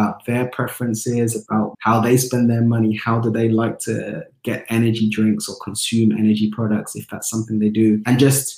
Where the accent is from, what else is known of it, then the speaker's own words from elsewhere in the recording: London, United Kingdom; Growing up in Tottenham